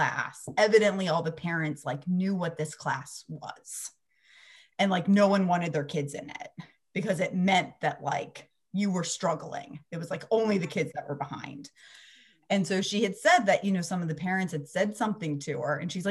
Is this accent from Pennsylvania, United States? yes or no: yes; Pennsylvania, United States; now in Central Florida, United States; I grew up in Pennsylvania